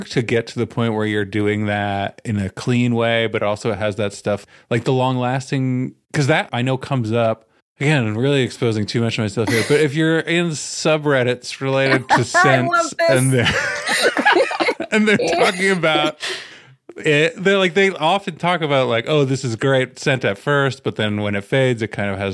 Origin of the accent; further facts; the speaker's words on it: Canada; I'm from Canada